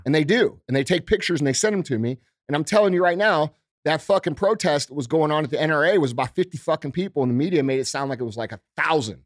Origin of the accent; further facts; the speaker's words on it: United States; as a American citizen